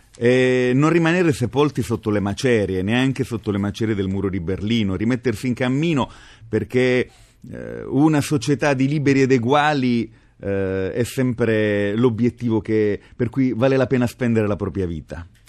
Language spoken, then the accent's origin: Italian; Apulia, Italy; Io amo molto la mia identità di terrone, sono fierissimo di essere pugliese